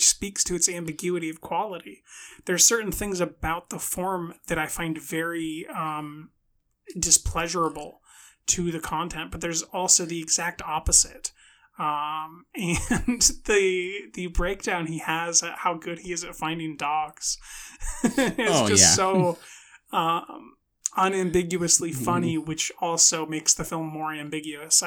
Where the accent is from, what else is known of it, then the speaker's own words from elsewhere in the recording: United States; I'm American